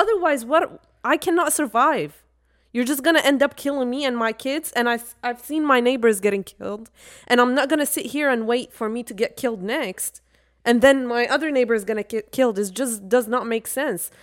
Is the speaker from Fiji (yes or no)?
no; Iraq; now in United States; two people who are from Iraq and we went through war